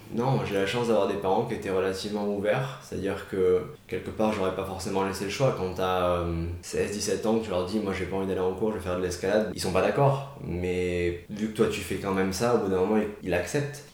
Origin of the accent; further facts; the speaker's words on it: Marseille, Provence-Alpes-Côte d'Azur, France; je viens de Marseille suis né à l'hôpital Saint-Joseph